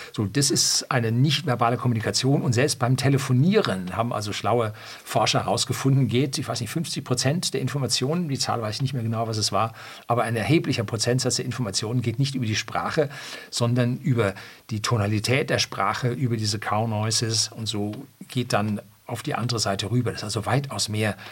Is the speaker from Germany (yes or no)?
yes; Germany; bei uns in Deutschland